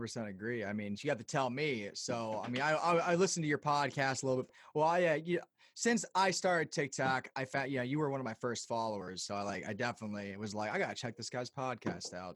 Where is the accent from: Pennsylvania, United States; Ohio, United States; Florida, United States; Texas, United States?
Pennsylvania, United States; Lancaster; in Lancaster, where I'm from